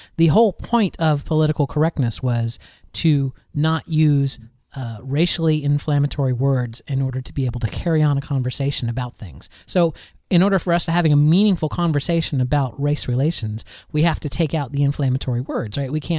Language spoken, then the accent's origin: English; Florida, United States; I am a Floridian. I'm actually from Florida. I was born and raised in Florida. And I am maybe an hour and a half away from Disney World, is where I grew up.